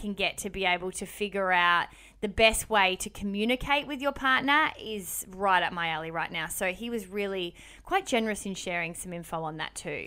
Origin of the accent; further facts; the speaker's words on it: Melbourne, Victoria, Australia; now in Sydney, Australia; We are from Melbourne originally and live in Sydney